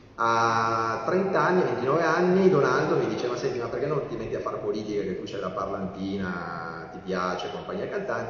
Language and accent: Italian; Turin, Piedmont, Italy; sono nato e cresciuto in questa città